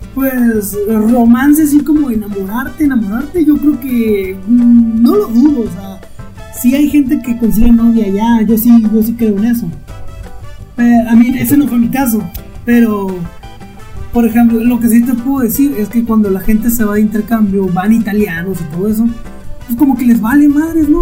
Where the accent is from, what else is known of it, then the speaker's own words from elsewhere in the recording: Mexico; also born or lived in Burgos, Spain; yo era de frontera